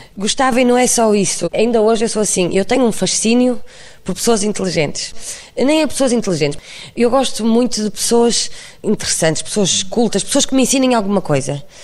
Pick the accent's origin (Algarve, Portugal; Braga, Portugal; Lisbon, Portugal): Braga, Portugal; Barcelos; eu sou de Barcelos